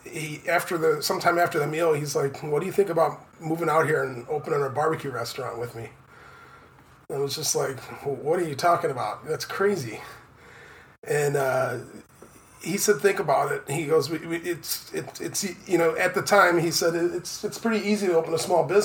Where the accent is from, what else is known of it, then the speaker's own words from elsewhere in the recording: Chicago, Illinois, United States; moved away as an adult; now in Ho Chi Minh City, Vietnam; I'm from Chicago, actually a small northwest suburb of Chicago